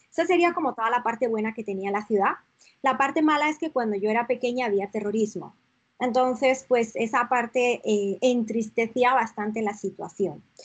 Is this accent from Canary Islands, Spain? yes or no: no; San Sebastián, Basque Country, Spain; moved away as an adult; also born or lived in León; now in Toronto, Canada; realmente nací en León, pero pues muy, muy pequeñita me fui a vivir a San Sebastián.